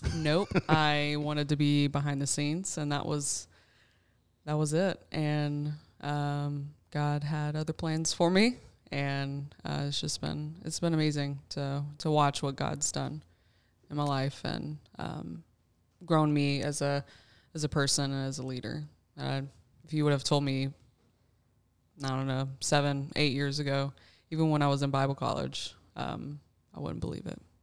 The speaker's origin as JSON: {"language": "English", "region": "Alabama", "country": "United States", "tie": "born or raised there", "also_born_or_lived": "North Carolina / Tulsa, Oklahoma", "moved": "as an adult", "lives_now": "Kansas City, United States", "said": "I was raised in Alabama"}